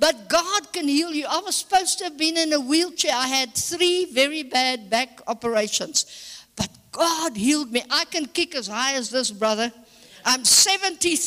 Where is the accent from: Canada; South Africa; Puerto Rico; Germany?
South Africa; I'm a born and bred South African